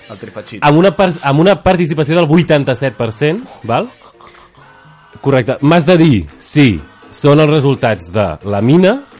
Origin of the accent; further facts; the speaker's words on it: La Garriga, Catalonia, Spain; un noi de la Garriga Al meu poble